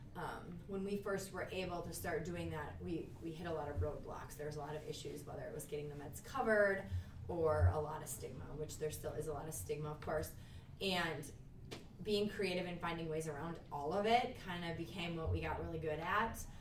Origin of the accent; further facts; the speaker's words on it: Minneapolis, Minnesota, United States; also born or lived in Sioux Falls, South Dakota / Little Falls, Minnesota; I am from Minnesota, but I grew up in the Twin Cities